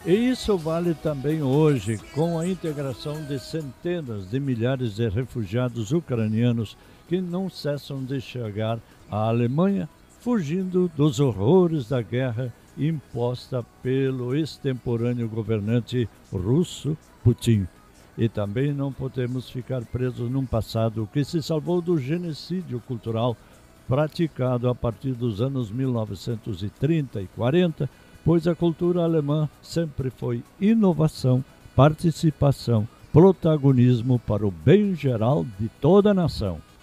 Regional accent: Brazil; nossa primeira obrigação como brasileiros

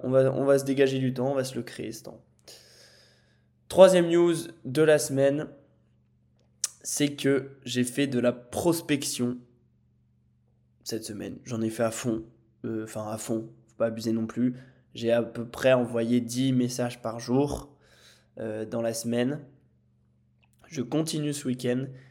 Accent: Lille, Hauts-de-France, France; moved away as an adult; now in Nice, France; je suis parti de ma maison à Lille avec mes parents pour vivre tout seul à Nice

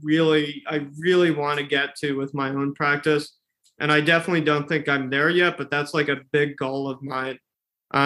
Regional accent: Texas, United States; also born or lived in San Antonio, Texas; now in Chicago, United States; I grew up in Texas for a while

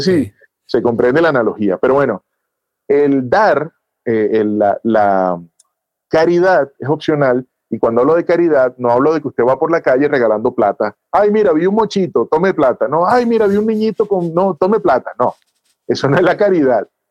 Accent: Venezuela; now in Bogotá, Colombia; yo soy venezolano también

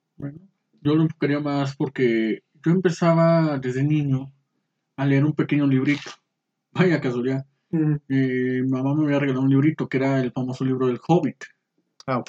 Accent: Saltillo, Coahuila, Mexico; yo soy originario aquí de Saltillo, Coahuila. Eh, nací un 25 de febrero de 1993

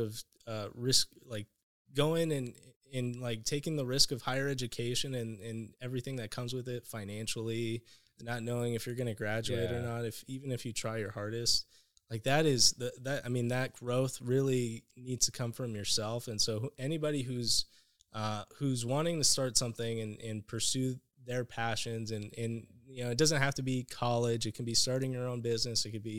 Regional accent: United States; Like when in growing up in Mexican households, if you go to therapy, people think you're crazy.

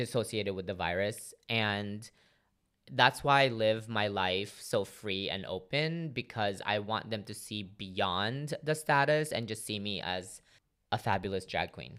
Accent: Philippines; now in United States; grew up in the Philippines as, you know, now living in America.

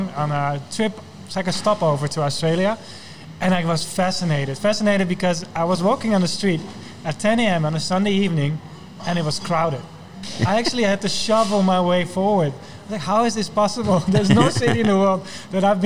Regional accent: Netherlands; moved away; I'm from the Netherlands

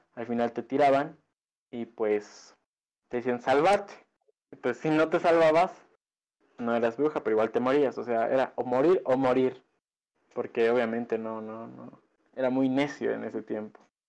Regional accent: Bolivia; nosotros en Bolivia

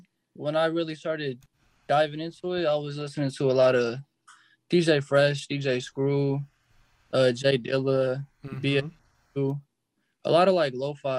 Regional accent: Antioch, California, United States; I'm from Antioch, California.

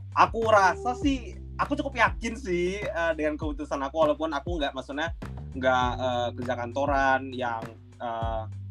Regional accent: Pekanbaru, Riau, Indonesia; moved away as an adult; now in Jakarta, Indonesia; aku kan sebenarnya domisilinya bukan di Jakarta kan. Di okay. Pekanbaru, uh, hmm. aku orang Sumatera, di Riau tepatnya

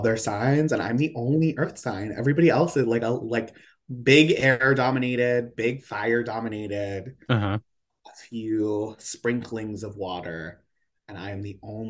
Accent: Poughkeepsie, New York, United States; moved away as an adult; also born or lived in Baltimore; now in New York City, United States; I'm from Poughkeepsie. And it's like this, like, small, it's a small city, suburbs, you know. I come from a big, like, big backyard, from a house of, I grew up in a house of 14 people

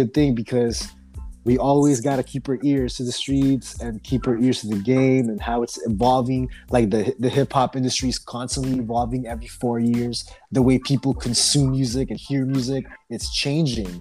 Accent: Oxnard, California, United States; We're just some kids from Oxnard

